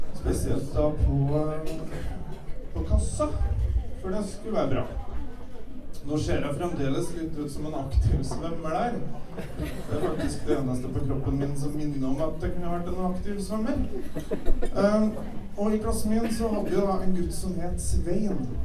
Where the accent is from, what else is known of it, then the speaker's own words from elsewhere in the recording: Kvål, Trøndelag, Norway; Jeg vokste opp på Kvål og gikk på skole